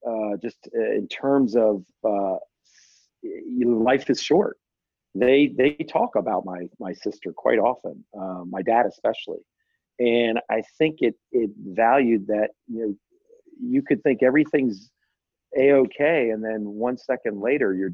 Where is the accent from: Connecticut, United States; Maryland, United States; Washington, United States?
Maryland, United States; Bowie; growing up in Bowie, Maryland, I lived with a lot of families, large families